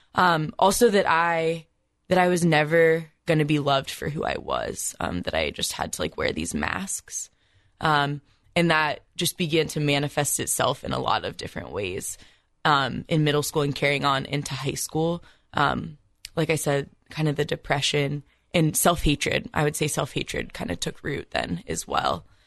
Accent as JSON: {"language": "English", "town": "Columbus", "region": "Ohio", "country": "United States", "tie": "born or raised there", "said": "I grew up in a Catholic family, you know, pretty close to just in Columbus."}